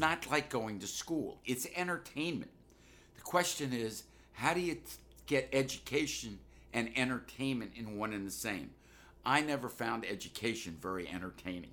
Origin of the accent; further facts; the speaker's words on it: Washington, District of Columbia, United States; moved away as an adult; growing up in Washington, D C, I was obviously influenced by African-American culture